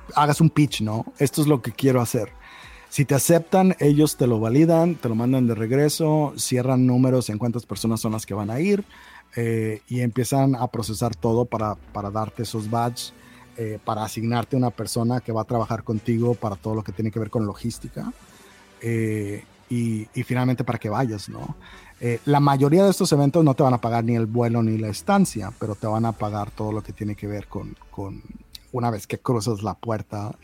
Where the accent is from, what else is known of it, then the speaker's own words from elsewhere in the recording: Baja California, Mexico; moved away; yo soy de Baja California